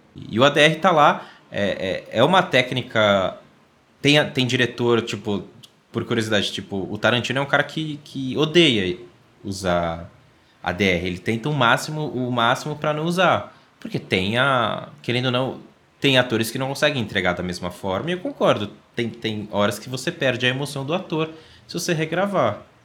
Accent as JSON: {"language": "Portuguese", "region": "São Paulo", "country": "Brazil", "said": "sou paulista"}